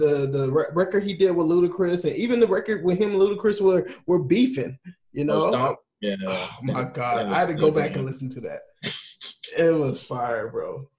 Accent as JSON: {"language": "English", "region": "the South", "country": "United States", "said": "But also, I don't know because we're from the South, so somebody from New York can say something completely different"}